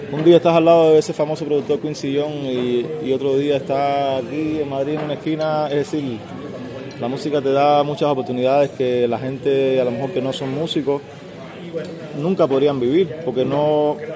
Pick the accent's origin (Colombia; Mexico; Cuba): Cuba; Santa Clara, Villa Clara; moved away; also born or lived in Havana